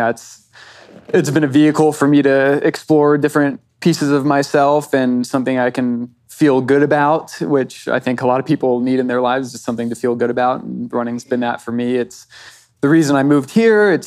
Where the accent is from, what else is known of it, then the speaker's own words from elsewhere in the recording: Indianapolis, Indiana, United States; moved away as an adult; I'm from Indianapolis, Indiana. Been out here for 8 years